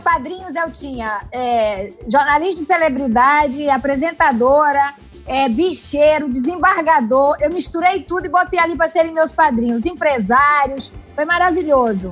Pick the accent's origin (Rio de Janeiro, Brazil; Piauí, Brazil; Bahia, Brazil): Piauí, Brazil; sertão of; moved away; eu vim do sertão do Piauí, nunca neguei minhas origens